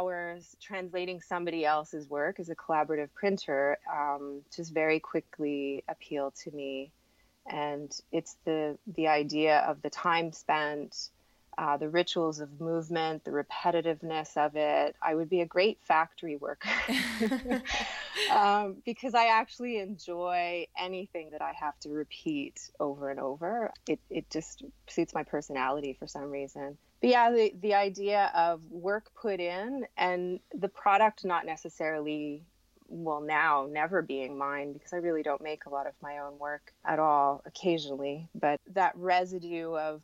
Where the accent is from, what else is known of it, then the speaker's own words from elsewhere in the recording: Montreal, Quebec, Canada; I'm from Montreal, Quebec